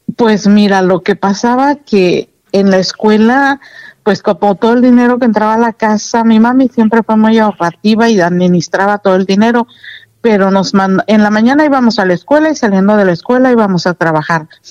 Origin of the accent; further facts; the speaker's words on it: Paseo del Alto, Guanajuato, Mexico; yo nací en la del Alto Guanajuato, un 7 de enero